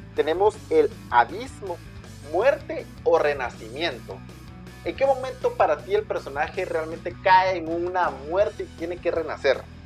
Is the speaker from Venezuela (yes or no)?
no; Guatemala; somos de Guatemala, para las personas que nos escuchan lejos de o afuera de nuestras fronteras, somos de Guatemala